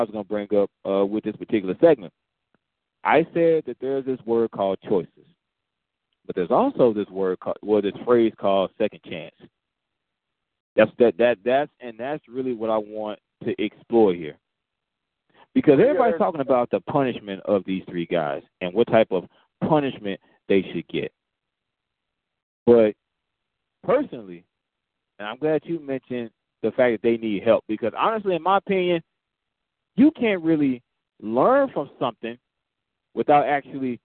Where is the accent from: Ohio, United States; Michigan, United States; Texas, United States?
Texas, United States; Dallas; I'm from Dallas.